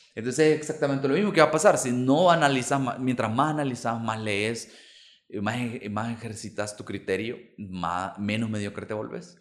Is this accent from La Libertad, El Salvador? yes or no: yes; Santa Tecla, La Libertad, El Salvador; Yo soy de Santa Tecla